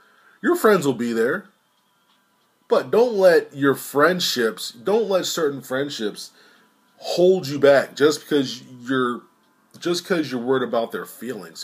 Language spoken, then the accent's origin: English; Sterling, Virginia, United States; I'm from Lowell, Sterling, Virginia